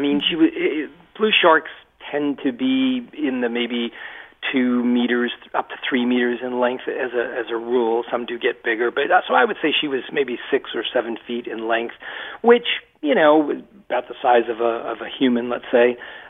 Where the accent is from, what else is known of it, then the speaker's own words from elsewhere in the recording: Massachusetts, United States; I spent my entire life in Massachusetts in a little textile mill town about 35 miles west of Boston